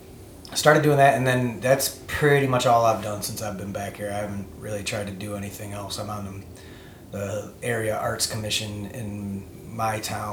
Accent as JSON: {"language": "English", "region": "Northwest Ohio", "country": "United States", "also_born_or_lived": "California", "moved": "as an adult", "said": "I'm from the Northwest Ohio area. At some point in time, I tried to get out a few different places. I ended up out west for about 12 years in California"}